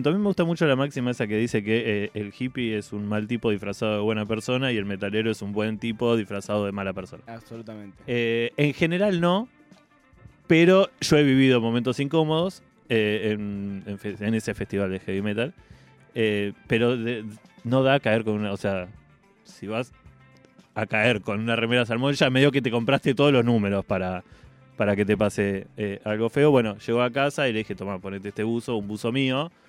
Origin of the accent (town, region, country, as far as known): América, Buenos Aires Province, Argentina; moved away as an adult; now in Buenos Aires, Argentina